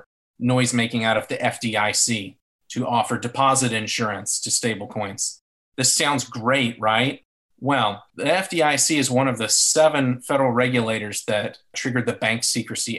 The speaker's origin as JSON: {"language": "English", "region": "North Carolina", "country": "United States", "tie": "born or raised there", "said": "Representative McHenry from my home state"}